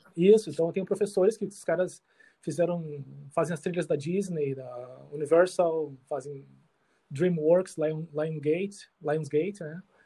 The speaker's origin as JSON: {"language": "Portuguese", "town": "Canoas", "region": "Rio Grande do Sul", "country": "Brazil", "tie": "born or raised there", "also_born_or_lived": "Porto Alegre / Iceland", "moved": "as an adult", "lives_now": "Sweden", "said": "nasci em Porto Alegre, mas vivia em Eldorado, Canoas, meu mundo era aquilo ali"}